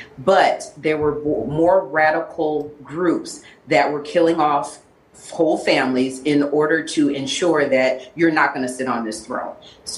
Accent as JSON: {"language": "English", "country": "Liberia", "tie": "born there", "said": "My father is from Ghana, and I was born in Liberia."}